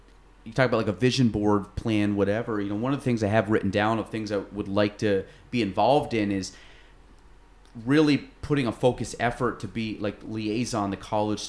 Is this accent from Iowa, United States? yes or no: yes; Iowa, United States; I'm just going to go there, even though I'm from Iowa.